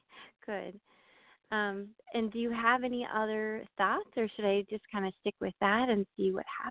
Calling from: Maine, United States; I'm calling from Maine.

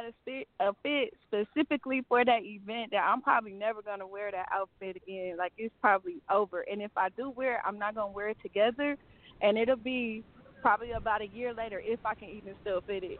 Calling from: Milwaukee, Wisconsin, United States; I'm coming from Milwaukee, Wisconsin.

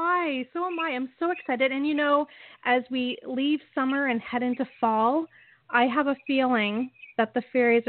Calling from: Niagara Falls, Ontario, Canada; I am calling in from Niagara Falls, Ontario

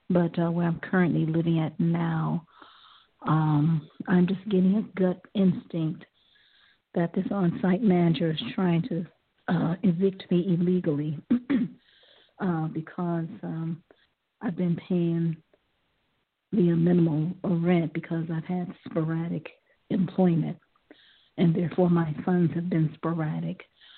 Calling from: Ohio, United States; I'm calling from Ohio. I'm calling from Ohio.

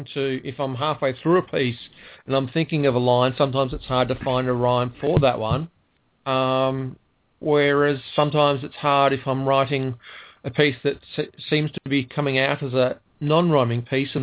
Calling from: Ballarat, Victoria, Australia; because I'm calling from Ballarat, which is in Victoria, down the southeast corner.

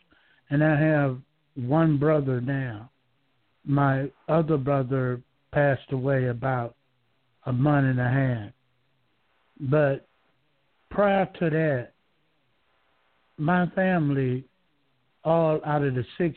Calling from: Georgia, United States; I'm calling from Georgia

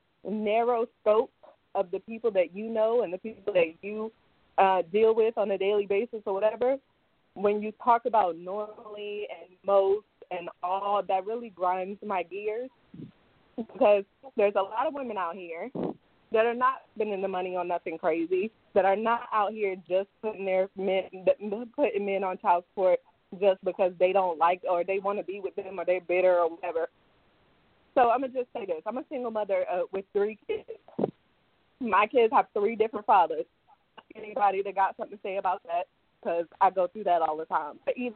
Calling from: England, United Kingdom; I'm calling from England, actually.

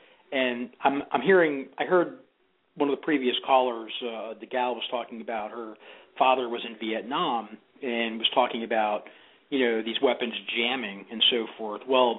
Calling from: Tampa, Florida, United States; I'm calling from Tampa, Florida.

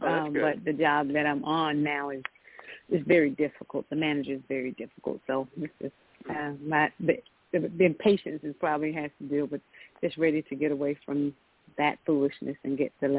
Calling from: Georgia, United States; I'm calling from Georgia.

